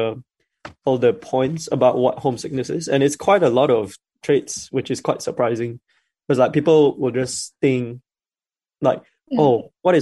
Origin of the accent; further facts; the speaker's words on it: Malaysia; now in Dunedin, New Zealand; as a Malaysian